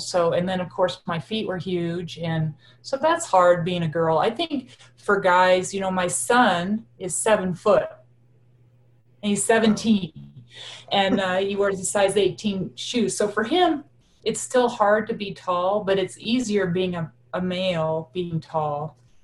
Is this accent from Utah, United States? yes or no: no; Laramie, Wyoming, United States; also born or lived in Torrington, Wyoming; we moved to Laramie